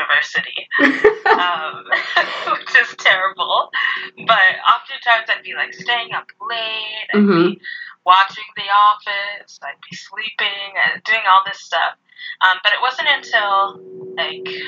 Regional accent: Calgary, Alberta, Canada; I'm from Calgary, Alberta, which is a nice medium, I guess, size city in Canada

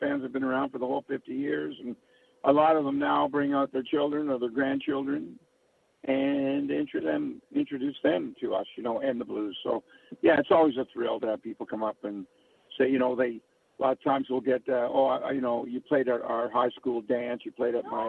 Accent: Mississauga, Ontario, Canada; I grew up in Port Credit, part of Mississauga

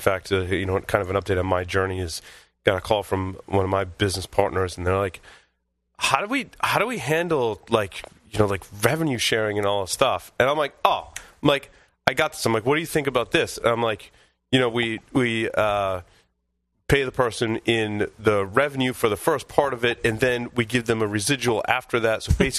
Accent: Northeast, United States; We're from the Northeast.

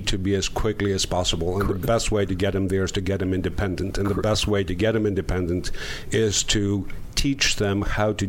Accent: Greece; moved away; I was born in Greece

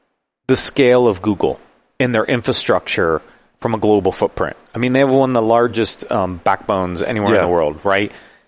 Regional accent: Ohio, United States; now in Colorado, United States; I grew up in Ohio.

